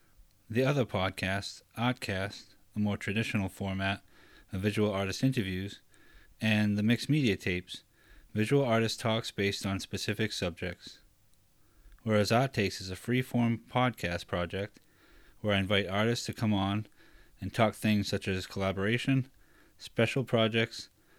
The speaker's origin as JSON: {"language": "English", "town": "Taunton", "region": "Massachusetts", "country": "United States", "said": "I'm from Taunton, but that's not how you pronounce it from here."}